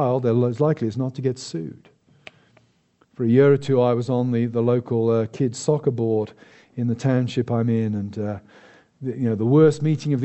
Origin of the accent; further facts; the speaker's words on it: United Kingdom; me as a British citizen